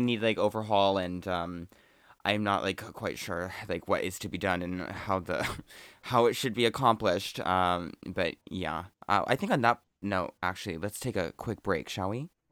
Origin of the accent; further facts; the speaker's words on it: Oregon, United States; I'm from Oregon